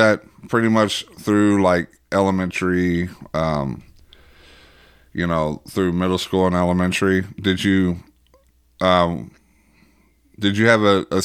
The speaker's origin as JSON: {"language": "English", "region": "Arkansas", "country": "United States", "tie": "born or raised there", "said": "I grew up like that in Arkansas."}